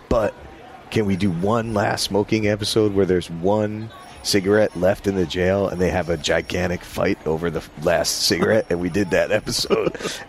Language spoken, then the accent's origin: English; New York, United States; And since I was from New York, it didn't freak me out.